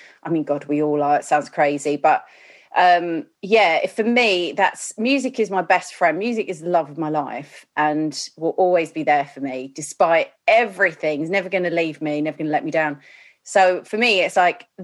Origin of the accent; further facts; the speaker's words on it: Chingford, London, United Kingdom; moved away as an adult; now in Broxbourne, United Kingdom; Chingford in, what's that, East London